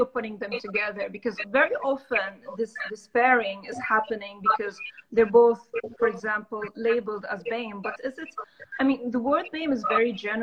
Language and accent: English; Damascus, Damascus Governorate, Syria; moved away as an adult; now in London, United Kingdom; I was raised in Damascus